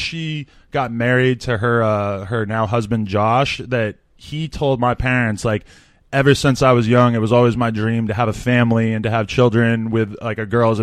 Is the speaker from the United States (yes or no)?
yes; Nashua, New Hampshire, United States; now in Los Angeles, United States; I'm from Nashville, New Hampshire, which is about 30 minutes outside Boston